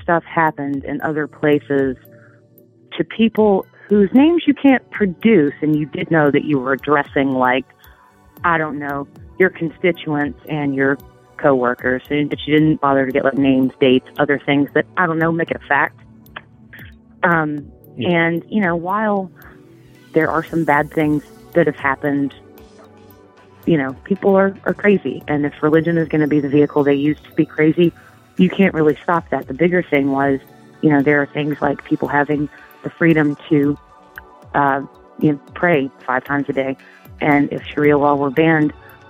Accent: Tennessee, United States; here in Tennessee

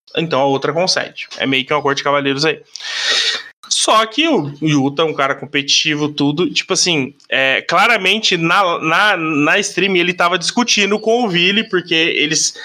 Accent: Brazil; como brasileiro

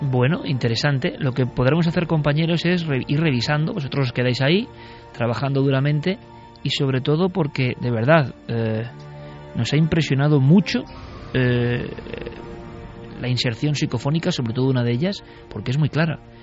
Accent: Vitoria-Gasteiz, Basque Country, Spain; yo como vitoriano, nací en Vitoria.

